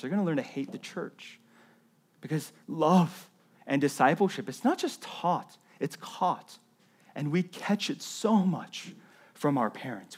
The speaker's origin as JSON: {"language": "English", "region": "the South", "country": "United States", "tie": "born or raised there", "said": "When I was a, a, a kid in elementary school growing up in the South"}